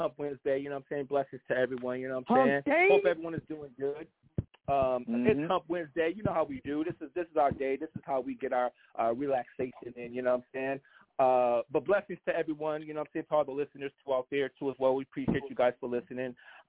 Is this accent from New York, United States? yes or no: yes; Brooklyn, New York, United States; No, I'm from New York, from Brooklyn.